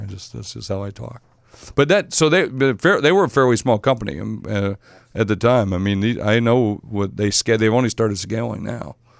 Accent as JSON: {"language": "English", "region": "South Dakota", "country": "United States", "tie": "born or raised there", "moved": "yes", "said": "from back in my home state of South Dakota"}